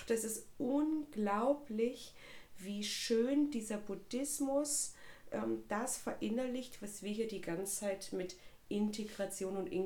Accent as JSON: {"language": "German", "region": "East Germany", "country": "Germany", "tie": "born or raised there", "said": "ich bin ja ein, ein Kind der DDR. Mhm. Das heißt, ich bin überhaupt nicht irgendwie religiös, kirchlich erzogen worden."}